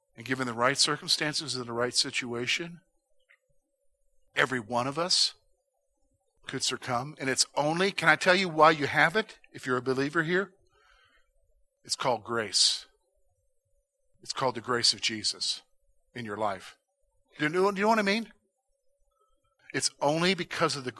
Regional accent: United States; That's part of being an American

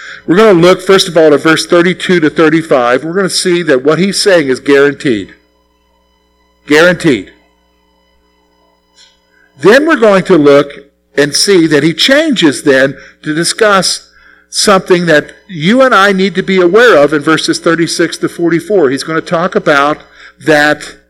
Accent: South Carolina, United States; moved away; I'm from South Carolina

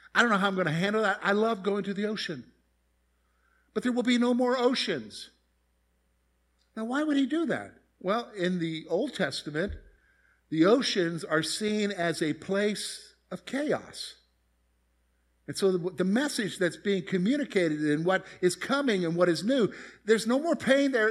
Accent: Columbia, South Carolina, United States; moved away as an adult; I grew up in Columbia, South Carolina.

